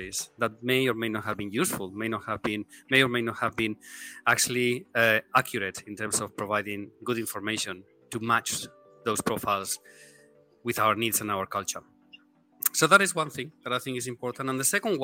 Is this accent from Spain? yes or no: yes; Spain; moved away as an adult; also born or lived in Hong Kong / Tokyo; now in Singapore; I am originally from Spain